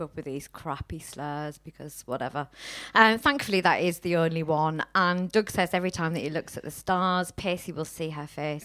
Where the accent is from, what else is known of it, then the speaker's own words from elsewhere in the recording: Teesside, North East England, United Kingdom; now in Manchester, United Kingdom; we're in Manchester, we're originally from Teesside